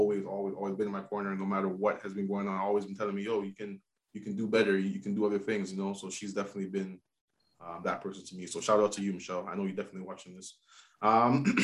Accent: Toronto, Ontario, Canada; growing up in Toronto in the hood

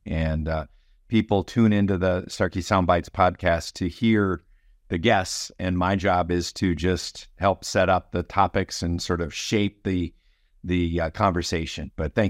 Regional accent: Green Bay, Wisconsin, United States; So I was living in Wisconsin. I grew up in Green Bay, and many of my family members were farmers

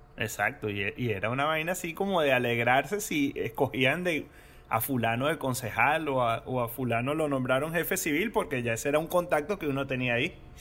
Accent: Venezuela; siendo venezolano

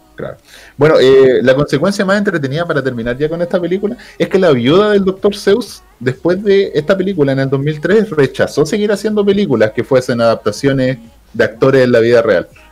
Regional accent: Chile; somos chilenos

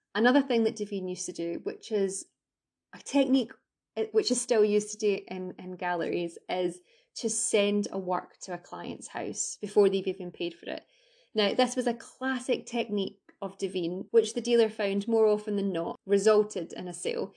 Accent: Scotland, United Kingdom; I'm Scottish

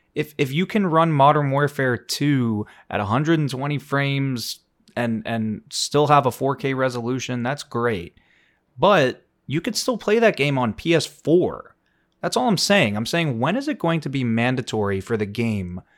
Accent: Florida, United States; growing up in Florida

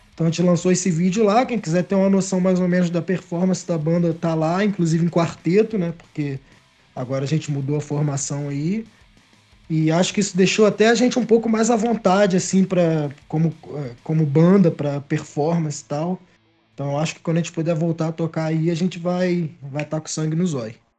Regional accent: Miguel Pereira, Rio de Janeiro, Brazil; eu e o Gabriel somos naturais aqui de Miguel Pereira

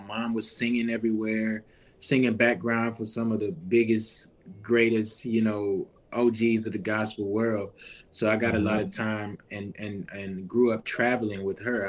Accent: Baton Rouge, Louisiana, United States; especially being in Baton Rouge. You know, we in, in my hometown of Louisiana

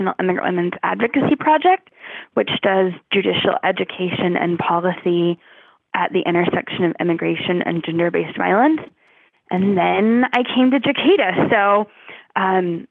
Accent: Savannah, Georgia, United States; moved away as an adult; also born or lived in South Carolina / Hong Kong; So I grew up in Savannah, Georgia, and went to college at the University of South Carolina

